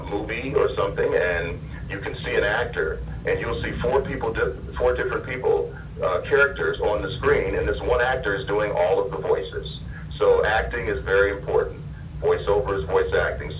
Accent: Detroit, Michigan, United States; now in Los Angeles, United States; growing up in Detroit

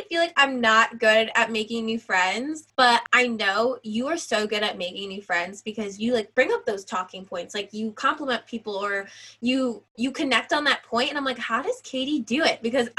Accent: New York, United States; moved away as an adult; also born or lived in Philadelphia; I'm from New York, and I went to Temple because of their media program.

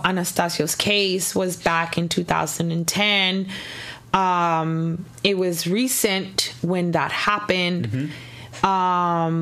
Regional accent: Los Angeles, California, United States; born or raised there; moved away; also born or lived in Corona, California

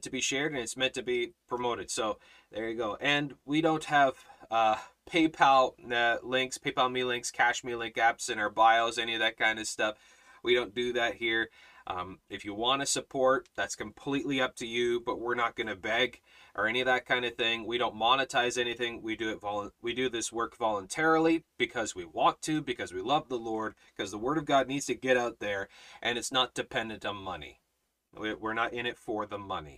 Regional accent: Canada; I'm Canadian

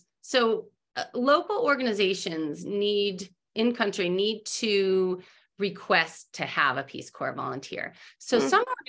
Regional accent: Massachusetts, United States; so I grew up in New England, in Massachusetts. It's a very fast-paced society there.

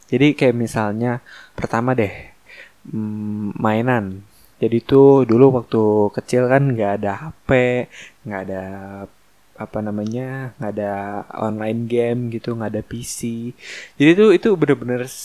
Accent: Jakarta, Indonesia; tapi gue dari kecil sampai sekarang tetap di Jakarta gitu gue nggak pernah nggak pernah apa namanya pindah-pindah ke luar kota gitu ya paling Depok gue udah apa pinggiran Depok pokoknya Jakarta Depok

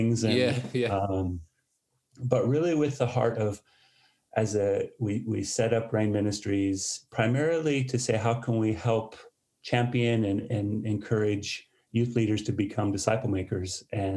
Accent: United States; moved away as an adult; now in United Kingdom; I was born in the States. As even though I moved over here in 2001, my accent still is as strong as ever.

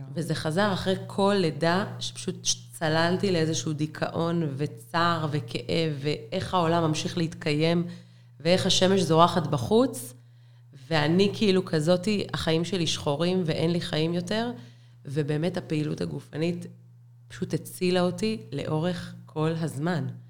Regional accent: Be'er Sheva, Southern District, Israel; גדלתי בשכונה ד' בבאר שבע

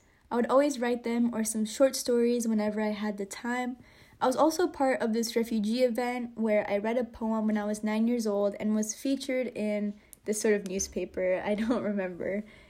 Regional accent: San Jose, California, United States; I'm from San Jose and my parents are from Bosnia. So that makes me the first gen American in my family because I'm the oldest sibling.

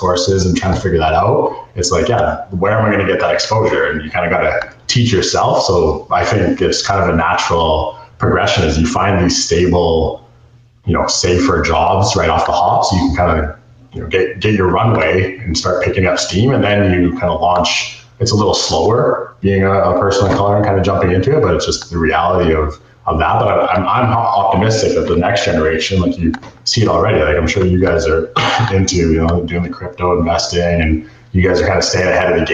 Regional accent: Edmonton, Alberta, Canada; I grew up here in Edmonton

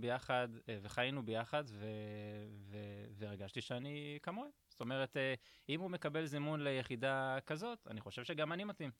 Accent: Ashdod, Southern District, Israel; הגעתי מאשדוד, אני בכור, יש לי עוד שני אחים, אח ואחות

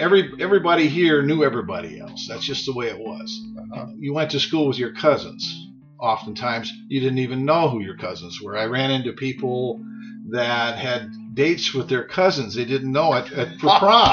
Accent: Monticello, Iowa, United States; I was born here in Monticello at the hospital and raised on a little dirt farm out by Pitched Rocks

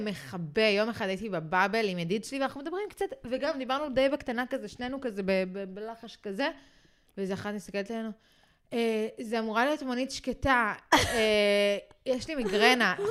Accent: United Kingdom; now in Israel; נולדתי שם

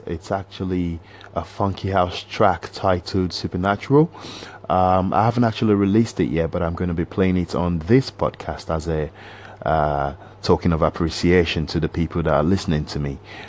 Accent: Nigeria; accent: Nigerian; also born or lived in United Kingdom; I've actually used my Nigerian accent

